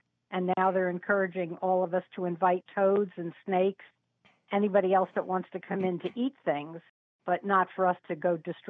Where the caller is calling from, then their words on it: Hunterdon County, New Jersey, United States; I'm calling from Hunterdon County in New Jersey.